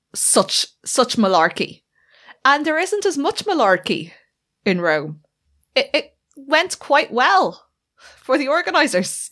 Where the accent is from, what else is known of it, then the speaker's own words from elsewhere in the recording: Ireland; we are both Irish